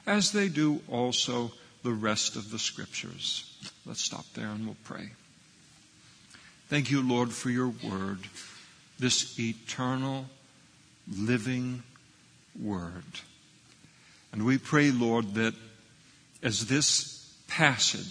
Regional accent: Scotland, United Kingdom; I'm a Scot.

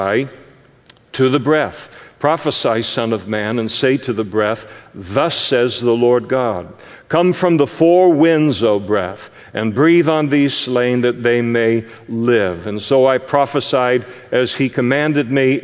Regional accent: Scotland, United Kingdom

